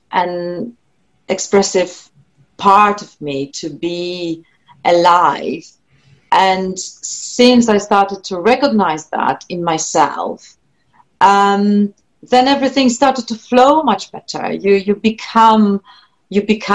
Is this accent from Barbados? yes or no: no; Poland; first language Polish; English is a second language; moved away; my first language is Polish. I'm Polish, and then English is my second language